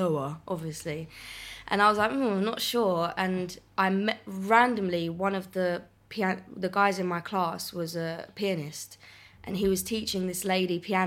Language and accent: English; Essex, East of England, United Kingdom; Grew up in Essex